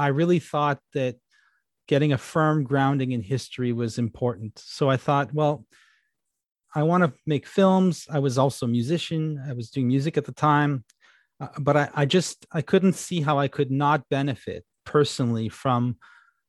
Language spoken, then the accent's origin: English; Ottawa, Ontario, Canada; I grew up in Ottawa, Canada, which is a government town.